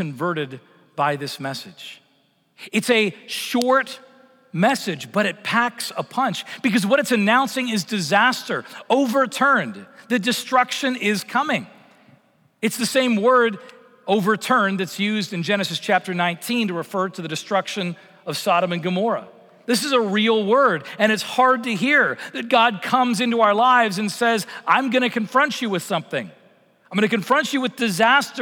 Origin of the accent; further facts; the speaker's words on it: Vancouver, British Columbia, Canada; moved away; I grew up in Vancouver